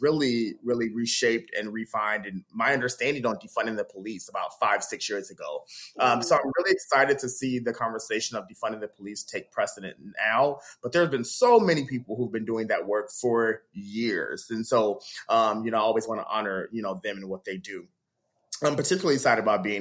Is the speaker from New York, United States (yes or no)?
no; Dayton, Ohio, United States; also born or lived in Youngstown, Ohio; From Youngstown, Ohio, raised in Dayton, Ohio